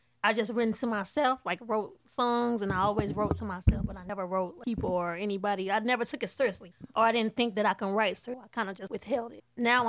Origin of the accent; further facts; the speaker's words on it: Illinois, United States; moved away; I'm from Illinois.